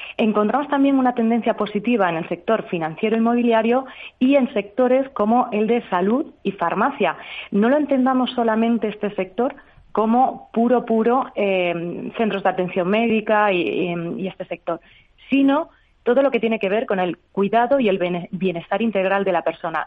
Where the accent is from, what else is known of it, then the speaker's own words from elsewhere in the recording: Extremadura, Spain; yo, como buena extremeña